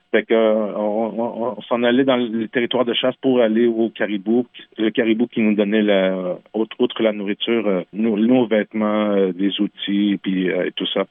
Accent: Quebec, Canada; first language French; j'ai grandi au Québec dans un petit village qui s'appelle Manceau. j'ai grandi dans un village québécois

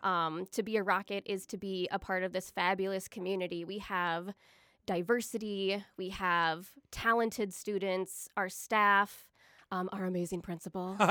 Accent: Eagan, Minnesota, United States; moved away as an adult; now in Rochester, United States; I'm originally from Eagan, Minnesota

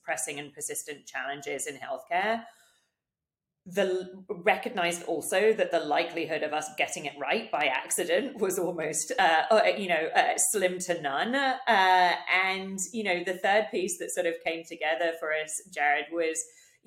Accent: United Kingdom; moved away as an adult; now in United States; growing up in the UK

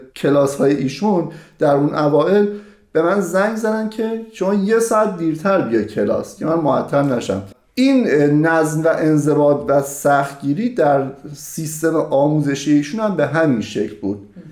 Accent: Mashhad, Razavi Khorasan, Iran; moved away as an adult; در مشهد متولد شدم و تقریبا در همون مشهد سکونت داشتم تا حدود دو سه سال پیش که از ایران به همراه همسرم و دو فرزندم مهاجرت کردم

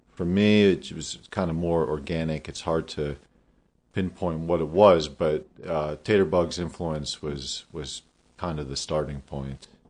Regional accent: Damascus, Pennsylvania, United States; I grew up in Damascus, Pennsylvania, on a family farm

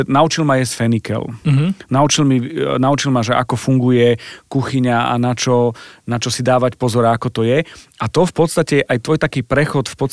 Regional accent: Zemplín, Slovakia; ja som zo Zemplína

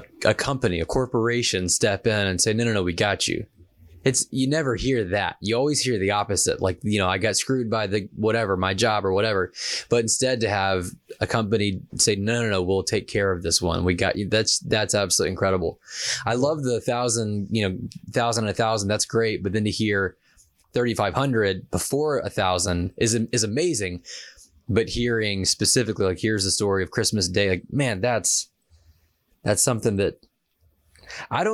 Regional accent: Savannah, Georgia, United States; I didn't grow up in quite a small town, but I grew up in Savannah, Georgia

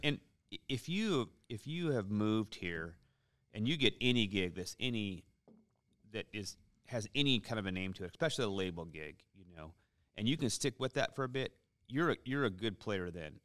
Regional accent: Seattle, Washington, United States; moved away as an adult; I'm born and raised in Seattle, uh, moved here in two thousand seven

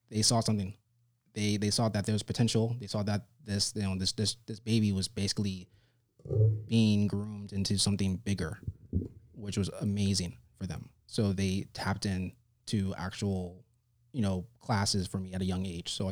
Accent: New York City, New York, United States; So, I'm actually from New York City. I was born uh, May 31st, 1987, in Lennox Hospital.

